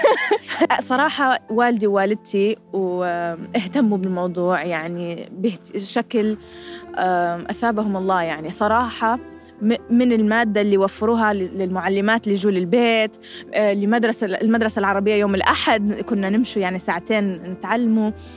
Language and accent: Arabic; Fairfax County, Virginia, United States; انولدت هنا وكبرت هنا